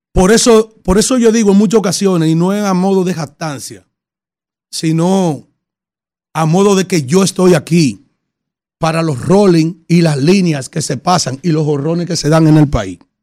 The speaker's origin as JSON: {"language": "Spanish", "region": "San Cristóbal", "country": "Dominican Republic", "tie": "born or raised there", "said": "mi pueblo, en mi provincia de San Cristóbal"}